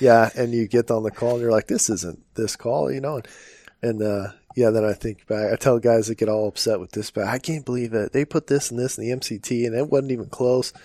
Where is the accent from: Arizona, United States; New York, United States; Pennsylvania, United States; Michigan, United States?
Arizona, United States; Phoenix; I remember doing ride-alongs as a little kid in, in Phoenix